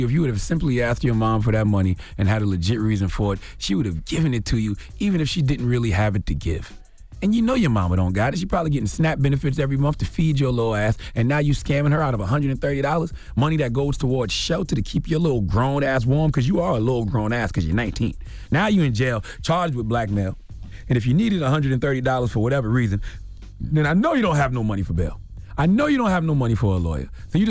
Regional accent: South Carolina, United States; Drop on the clues bombs for my home state, South Carolina.

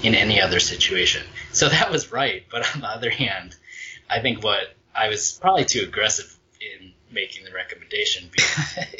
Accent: Michigan, United States; I grew up in Michigan

